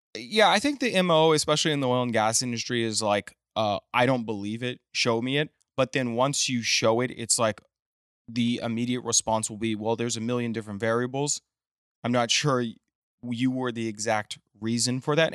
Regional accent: Midland, Texas, United States; also born or lived in Austin; now in Houston, United States; I was raised in Midland

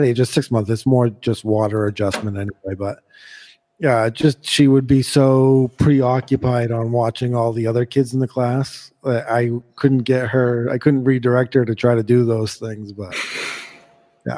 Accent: New England, United States; moved away; I'm from New England.

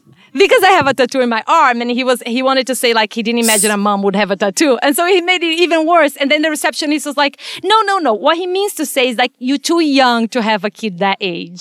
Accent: Brazil; moved away as an adult; now in United States; I was born and raised in, in Brazil, and I came here. I was already a veterinarian when I came

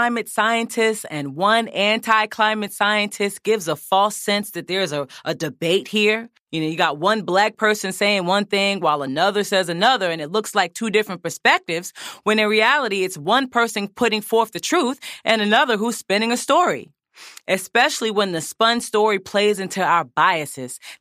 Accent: East Orange, New Jersey, United States; places where I'm from in East Orange, New Jersey

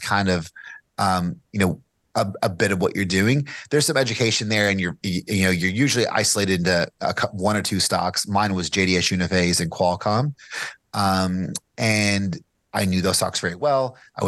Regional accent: Bardstown, Kentucky, United States; now in Lexington, United States; I live in Lexington, Kentucky now. I grew up in Bargetown, Kentucky, which is the home of the bourbon capital

